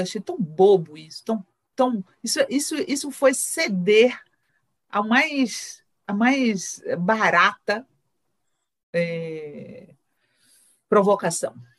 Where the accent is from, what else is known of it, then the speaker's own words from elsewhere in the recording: Bahia, Brazil; eu sou baiana